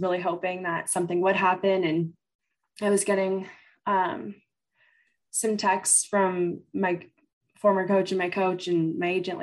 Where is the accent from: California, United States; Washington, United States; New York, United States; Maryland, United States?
Washington, United States; Kent; also born or lived in Seattle; I grew up in the Kent area